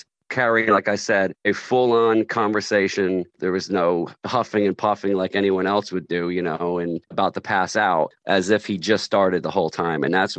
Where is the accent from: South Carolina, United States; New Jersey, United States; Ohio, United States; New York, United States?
New Jersey, United States; moved away; because I'm from New Jersey, and we moved back to New Jersey to try to forge a rock and roll band in 1990.